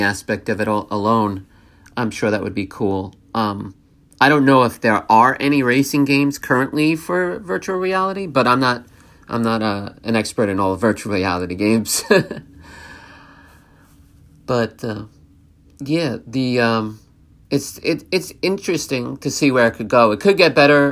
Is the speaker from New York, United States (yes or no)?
yes; New York, United States; I'm born and raised in New York, so I've always lived in the state of New York